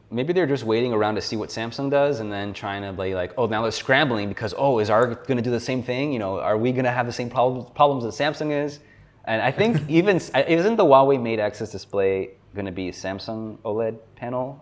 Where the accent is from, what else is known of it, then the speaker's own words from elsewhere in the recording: South Florida, United States; moved away as an adult; also born or lived in New York; I have since moved back to my hometown in South Florida. So I'm originally from South Florida